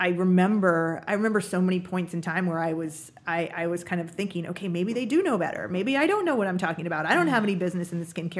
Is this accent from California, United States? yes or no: yes; Napa Valley, California, United States; I come from Napa Valley, from a world that's very focused on quality and craftsmanship